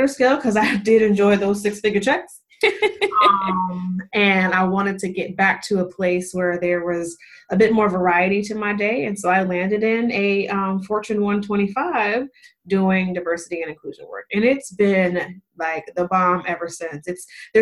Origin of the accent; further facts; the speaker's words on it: Las Vegas, Nevada, United States; moved away as an adult; now in Charlotte, United States; I'm from Las Vegas, moving from Las Vegas all the way to Charlotte, where my now husband lives